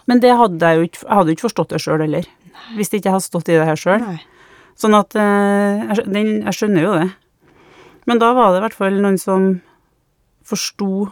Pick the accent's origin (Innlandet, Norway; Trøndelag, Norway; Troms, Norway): Trøndelag, Norway; Trondheim; now in Malvik, Norway; jeg kommer fra Trondheim, men eh, nå bor jeg sammen med samboeren min i Malvik